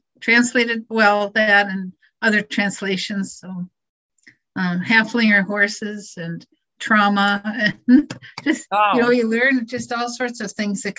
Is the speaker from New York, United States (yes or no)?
no; Milwaukee, Wisconsin, United States; also born or lived in Austria; I was born in Milwaukee at Columbia Hospital.